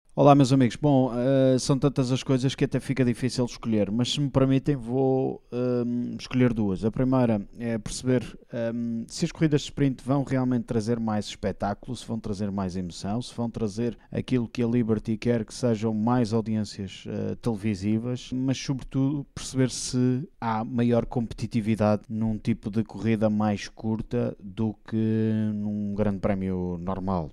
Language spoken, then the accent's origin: Portuguese; Portugal; somos nós, portugueses